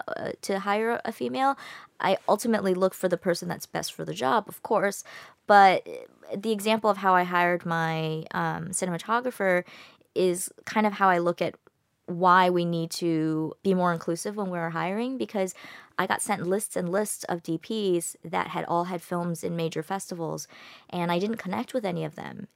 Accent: United States; I'm American. I grew up in America

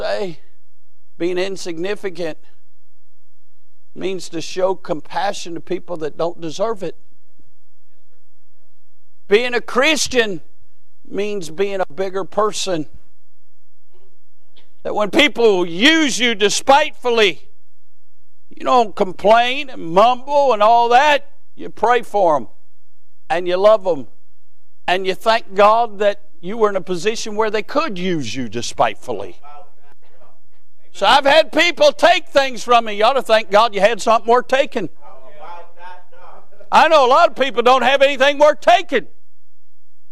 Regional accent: United States

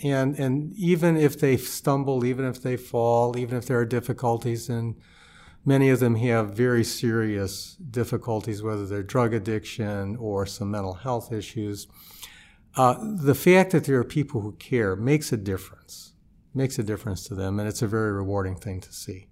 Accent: St. Louis, Missouri, United States; moved away as an adult; also born or lived in Chicago; I grew up in Saint Louis

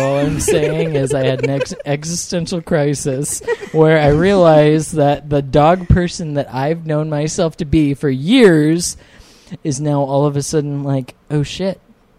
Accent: National City, California, United States; also born or lived in Escondido, California; I grew up in National City, California.

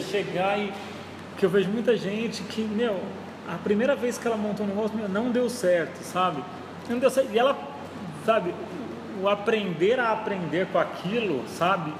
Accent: São Paulo, Brazil; moved away; eu vim lá de São Paulo

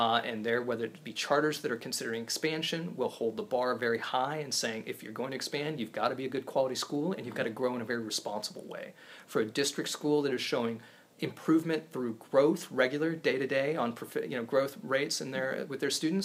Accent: Topeka, Kansas, United States; also born or lived in East Coast; now in Kansas City, United States; I grew up in Topeka

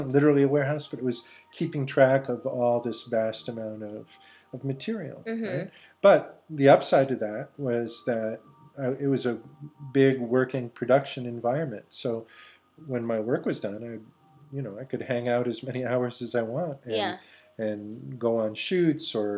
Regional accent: Los Angeles, California, United States; moved away as an adult; also born or lived in Carpinteria; I was born in Los Angeles, September 6, 1954.

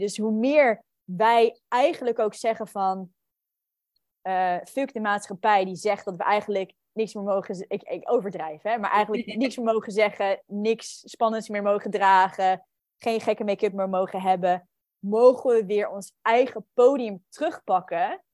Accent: New Zealand; moved away; also born or lived in Netherlands; ik ben opgegroeid in Nieuw-Zeeland

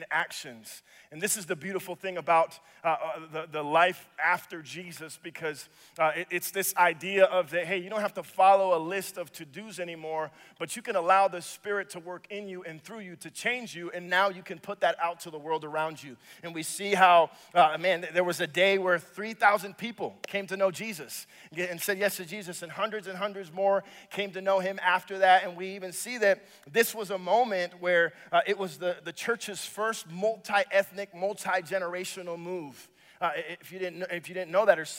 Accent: Dominican Republic; now in Minnesota, United States; I am from the Dominican Republic. So Minnesota is actually home away from home for me.

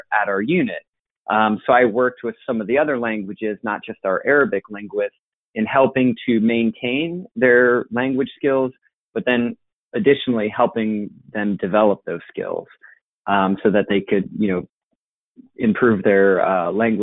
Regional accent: Cincinnati, Ohio, United States; I'm from Cincinnati originally and grew up always being into sports

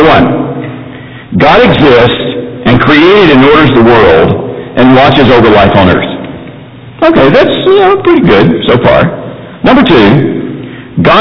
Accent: Mayfield, Kentucky, United States; I grew up in Mayfield, Kentucky

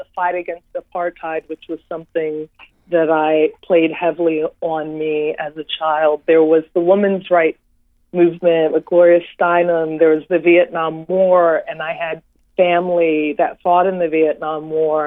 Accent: Washington, District of Columbia, United States; I was born and raised in Washington, D.C.

